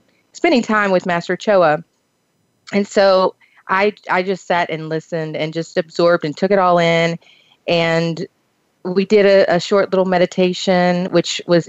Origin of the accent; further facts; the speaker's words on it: Kentucky, United States; I grew up in the Eastern Hills, the Appalachian Mountains of Eastern Kentucky